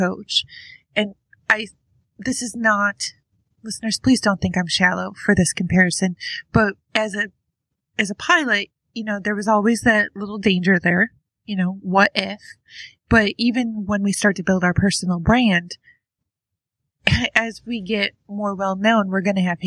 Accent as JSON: {"language": "English", "region": "New York", "country": "United States", "moved": "yes", "lives_now": "Ohio, United States", "said": "I'm from New York. I moved out to Ohio from Westchester County."}